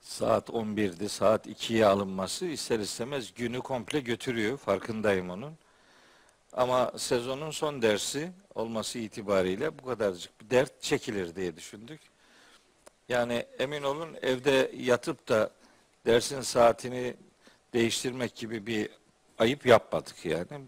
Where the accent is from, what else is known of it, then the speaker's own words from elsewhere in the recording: Trabzon, Turkey; bir Trabzonlu olarak